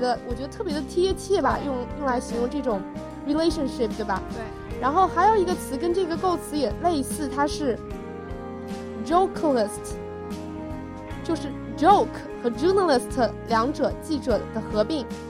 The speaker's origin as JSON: {"language": "Chinese", "country": "China", "said": "我们中国人"}